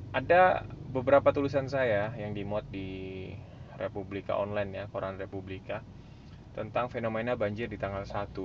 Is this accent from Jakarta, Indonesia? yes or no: yes; Jakarta, Indonesia; saya bilang otokritik termasuk buat saya warga DKI Jakarta lah